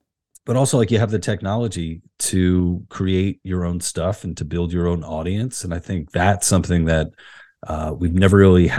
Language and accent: English; Queens, New York, United States; No, I grew up in Queens, New York. I was born in 82, so I'm 40.